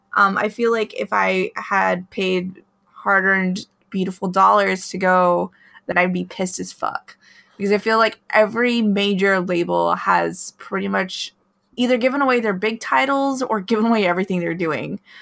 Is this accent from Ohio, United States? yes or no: no; Alaska, United States; moved away; I grew up in Alaska